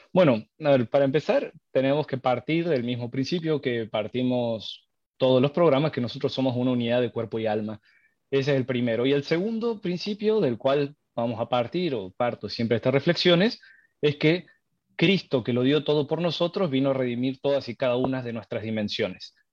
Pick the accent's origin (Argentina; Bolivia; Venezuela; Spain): Argentina; accent: tonadita argentina; now in Mexico; yo soy argentino, así que me vine unos días eh, a visitar a mi familia. Estoy en Córdoba, capital